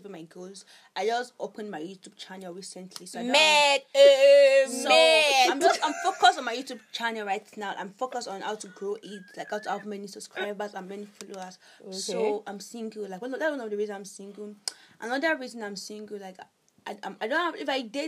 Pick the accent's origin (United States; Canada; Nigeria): Nigeria; I'm a Nigerian